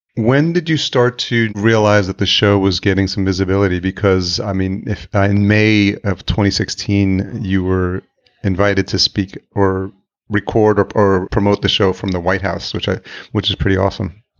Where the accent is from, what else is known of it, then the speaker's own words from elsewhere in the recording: El Salvador; moved away; I'm Hispanic. I was born in El Salvador